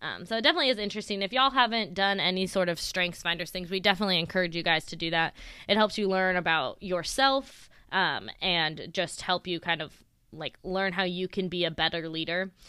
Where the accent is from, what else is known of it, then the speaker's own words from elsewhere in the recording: Sacramento, California, United States; I grew up out in Sacramento, in California, born and raised